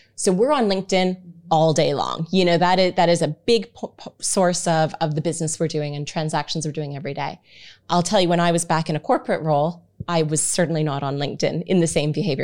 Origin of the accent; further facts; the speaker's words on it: Canada; moved away; I have Canadian terminology